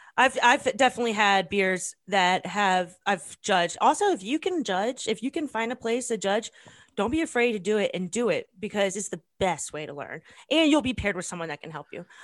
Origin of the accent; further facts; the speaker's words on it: United States; as an American